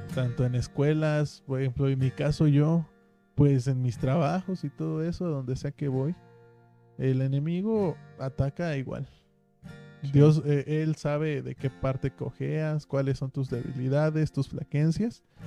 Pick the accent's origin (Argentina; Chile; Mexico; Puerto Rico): Mexico; Mexico City; moved away as an adult; also born or lived in Puebla; now in Ciudad Juárez, Mexico; Yo estuve viviendo pues toda mi niñez en la Ciudad de México, en la capital